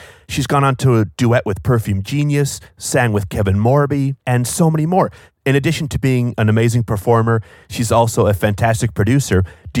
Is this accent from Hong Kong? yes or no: no; Wales, United Kingdom; born there; As our regular listeners know, although you cannot hear it in my accent, I'm Welsh. I was born in Wales and partially raised there.